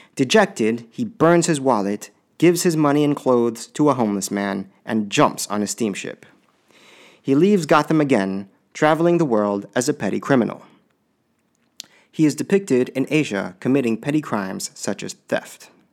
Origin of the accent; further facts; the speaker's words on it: Illinois, United States; my home state of Illinois